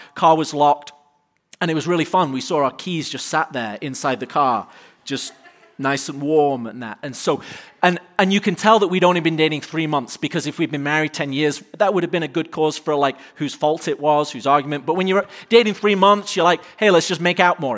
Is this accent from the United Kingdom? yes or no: yes; United Kingdom; now in United States; as a Brit